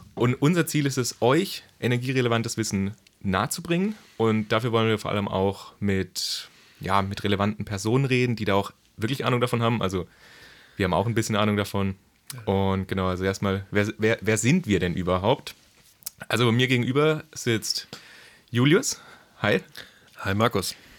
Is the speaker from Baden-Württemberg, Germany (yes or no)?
yes; Pforzheim, Baden-Württemberg, Germany; ich komme auch ursprünglich aus Baden-Württemberg, aus dem schönen Pforzheim